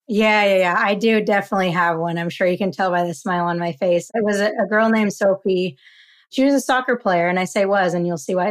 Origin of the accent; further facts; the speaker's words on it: Utah, United States; now in California, United States; Growing up in Utah